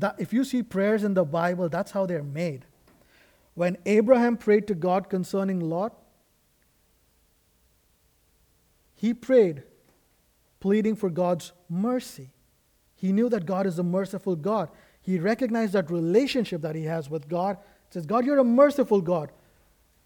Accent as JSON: {"language": "English", "country": "India", "moved": "yes", "said": "I come from India"}